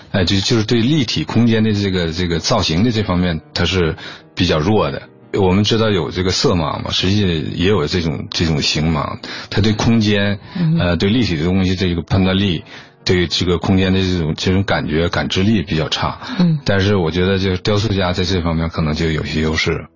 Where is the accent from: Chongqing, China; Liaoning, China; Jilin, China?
Liaoning, China; Liaoyang, Jinzhou; 好像在辽阳的一个，一个小地方 嗯 ，呃，小时候就在那儿度过的 嗯 ，然后又，又搬到了锦州那边，有一个，一个劳改农场